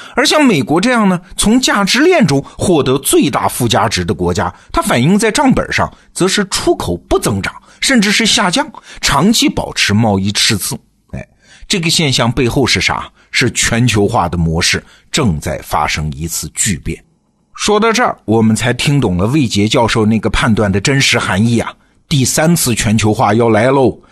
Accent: China; 我们中国人拼命生产，然后把这些好东西漂洋过海卖给美国人消费

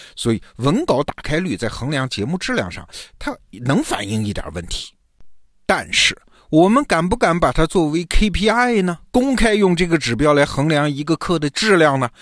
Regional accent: China; 我们中国人

